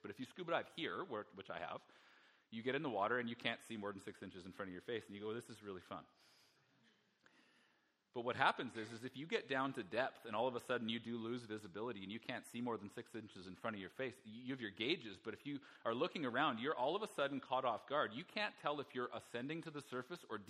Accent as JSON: {"language": "English", "region": "Alberta", "country": "Canada", "said": "I'm from Alberta. It's landlocked"}